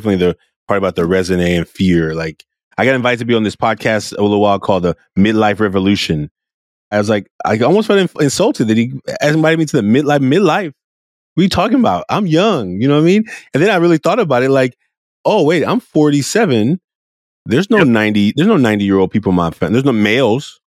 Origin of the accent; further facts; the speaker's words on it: Oakland, California, United States; I was a very emotional little boy growing up in Oakland, California